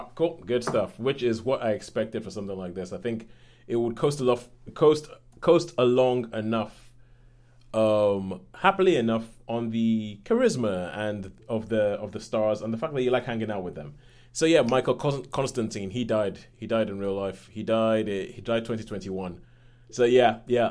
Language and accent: English; Nigeria; being Nigerian